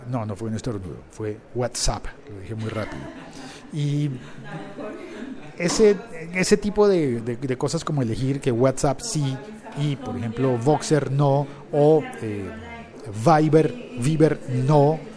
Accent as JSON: {"language": "Spanish", "country": "Colombia", "said": "Porque te ponen una cosa que, al menos en mi país, en Colombia, se llama"}